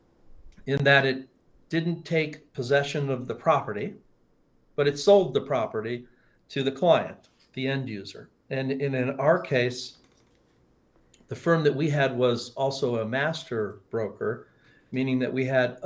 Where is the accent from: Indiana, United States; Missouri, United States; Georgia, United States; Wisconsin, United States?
Missouri, United States; Kansas City; moved away as an adult; also born or lived in Chicago, Illinois / Tucson, Arizona; now in Arizona, United States; Born in Chicago, age 6, moved to Kansas City, stayed there until I was 18 and graduated from high school